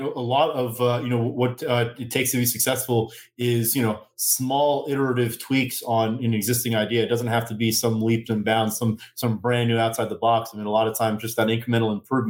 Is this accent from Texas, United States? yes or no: yes; Houston, Texas, United States; now in Midland, United States; I've been out here in Midland for about 7 years, originally born and raised in Houston.